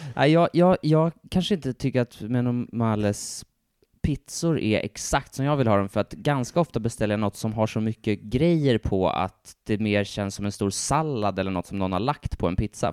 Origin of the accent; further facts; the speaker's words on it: Stockholm, Stockholm County, Sweden; en riktig stockholmare precis som jag